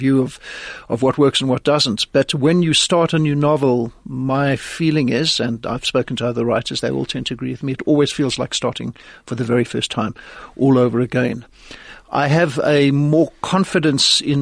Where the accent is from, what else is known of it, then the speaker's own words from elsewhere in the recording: Johannesburg, Gauteng, South Africa; moved away as an adult; also born or lived in Los Angeles, United States; I'm basically a nice Jewish boy from Johannesburg. I grew up here in Johannesburg, but my mother was American